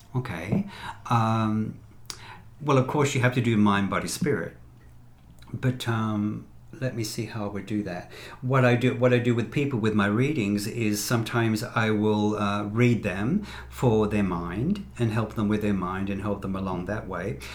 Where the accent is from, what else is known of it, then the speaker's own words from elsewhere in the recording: Sydney, New South Wales, Australia; moved away; also born or lived in Las Vegas / Los Angeles; I'm from Sydney, Australia uh, originally